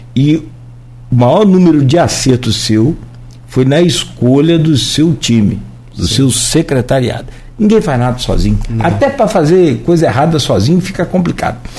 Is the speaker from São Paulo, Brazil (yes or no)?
no; Italva, Rio de Janeiro, Brazil; não tinha jongo em Italva na minha infância, eu sou de Italva